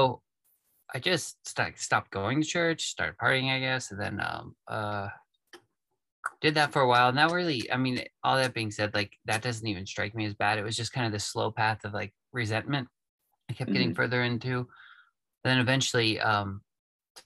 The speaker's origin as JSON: {"language": "English", "region": "East Tennessee", "country": "United States", "tie": "born or raised there", "also_born_or_lived": "Florida", "said": "I was born in Florida, lived there till I was probably 8, and we moved up to East Tennessee. That's where I'm at now, just north of Chattanooga."}